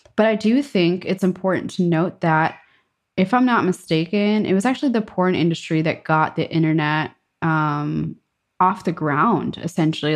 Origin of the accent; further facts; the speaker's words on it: New York, United States; moved away as an adult; also born or lived in Germany; now in Stockholm, Sweden; New York